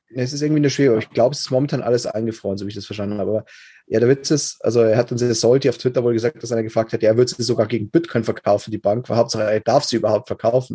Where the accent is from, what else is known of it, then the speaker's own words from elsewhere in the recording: Germany; Bei uns in Deutschland